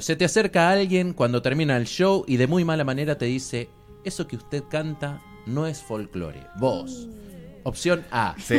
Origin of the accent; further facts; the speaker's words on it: Argentina; now in Buenos Aires, Argentina; yo también soy del interior